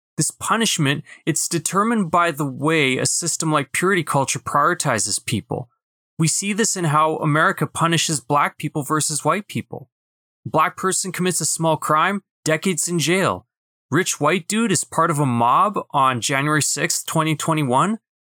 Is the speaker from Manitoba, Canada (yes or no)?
yes; Winnipeg, Manitoba, Canada; also born or lived in Brandon; my hometown in Winnipeg